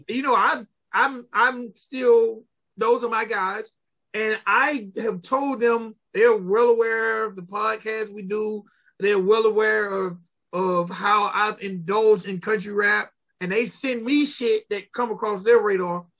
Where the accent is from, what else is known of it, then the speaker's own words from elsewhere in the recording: Georgia, United States; I'm from Georgia